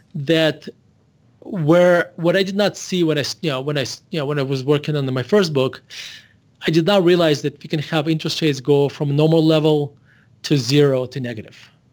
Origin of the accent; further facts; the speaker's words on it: Russia; moved away as an adult; now in Denver, United States; I was born in Russia, and I moved to United States when I was eighteen years old in, uh, nineteen ninety-one.